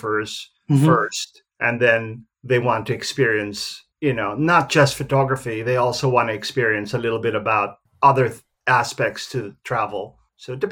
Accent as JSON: {"language": "English", "town": "Manila", "region": "Metro Manila", "country": "Philippines", "tie": "born or raised there", "also_born_or_lived": "Tokyo, Japan", "first_language": "English", "moved": "yes", "lives_now": "Sydney, Australia", "said": "I was born and raised in Manila in the Philippines."}